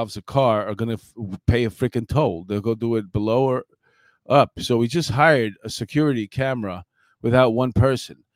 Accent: New York, United States; I'm from New York.

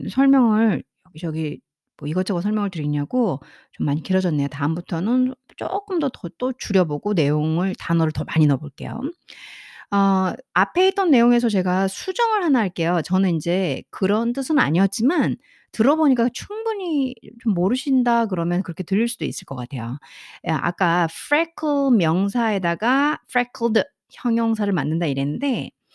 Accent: South Korea; first language Korean; 저는 어, 한국 사람으로서 영어를 하는 상황이기 때문에

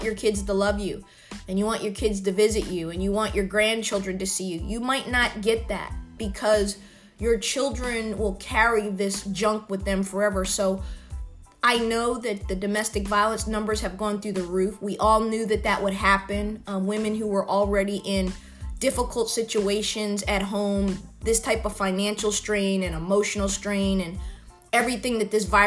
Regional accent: United States; being an American

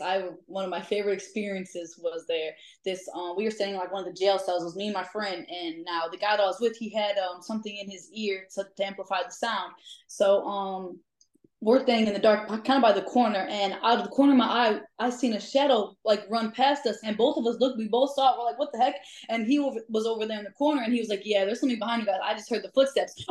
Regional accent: DeKalb, Illinois, United States; I'm from Chicago, the suburbs. So I'm from DeKalb

